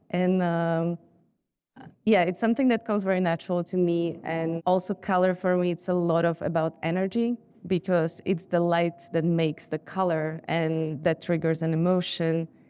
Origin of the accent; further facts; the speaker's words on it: Bratislava, Bratislava Region, Slovakia; moved away; I grew up in Bratislava